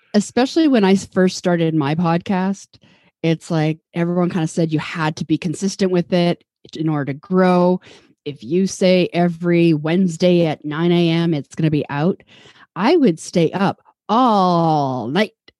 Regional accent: Vancouver, British Columbia, Canada; now in Toronto, Canada; I'm from Vancouver. I grew up there.

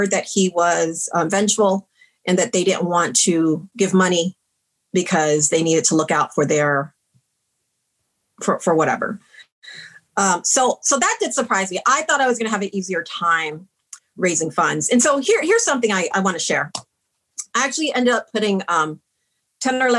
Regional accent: San Antonio, Texas, United States; also born or lived in Princeton; Growing up in San Antonio

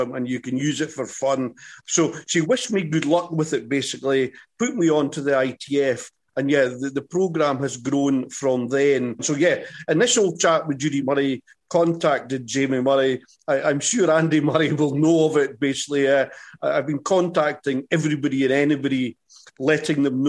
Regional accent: Scotland, United Kingdom; accent: Scottish; I'm Scottish

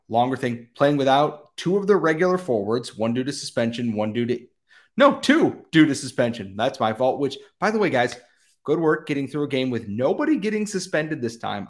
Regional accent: United States; as an American

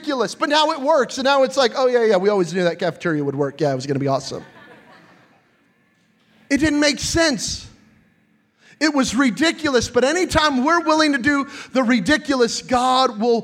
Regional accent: New Mexico, United States; I'm from New Mexico, and in New Mexico, we have flash floods

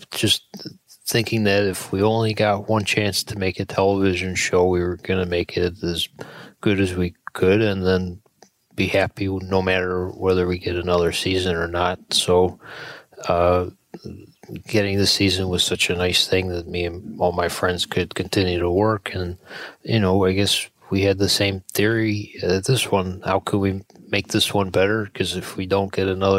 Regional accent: Buffalo, New York, United States; I'm from Buffalo, New York.

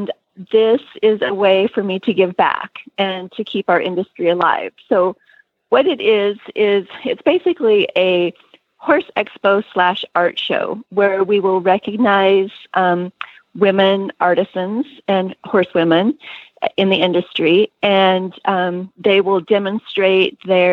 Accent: Montana, United States; I grew up in Montana ranching and oil painting and sewing.

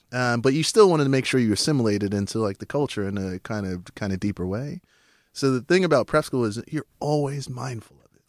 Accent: New York City, New York, United States; I was born in Southside Jamaica, Queens

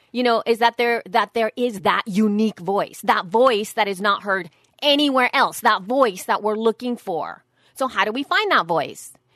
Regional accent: El Salvador; moved away; I was raised in El Salvador

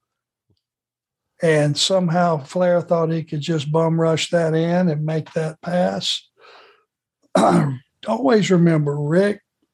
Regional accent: United States; being an American

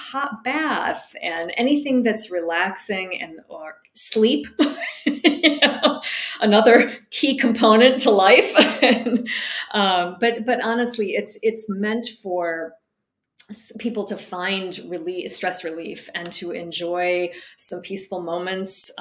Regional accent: outside of Detroit, Michigan, United States; moved away; I grew up in Michigan, so I was near the Great Lakes

